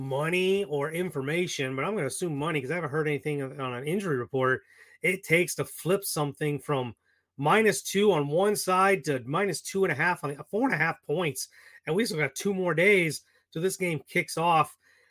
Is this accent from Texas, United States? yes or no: no; Ohio, United States; moved away; my hometown back in Ohio